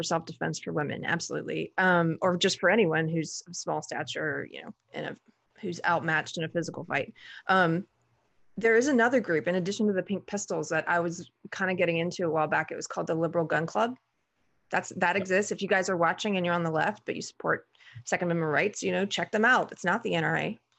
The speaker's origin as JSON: {"language": "English", "region": "the South", "country": "United States", "tie": "born or raised there", "said": "Well, I was an outlier because I grew up in the South. And so, and my dad was Army and I grew up around firearms."}